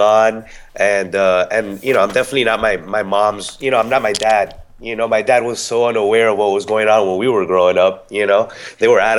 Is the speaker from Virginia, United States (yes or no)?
no; Miami, Florida, United States; now in Tampa, United States; I'm originally from Miami, but now I reside in Tampa.